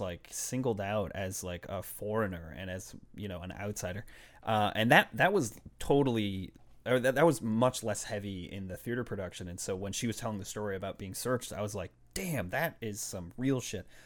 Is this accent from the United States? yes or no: yes; Boston, Massachusetts, United States; also born or lived in Puerto Rico (ancestry); I grew up in Boston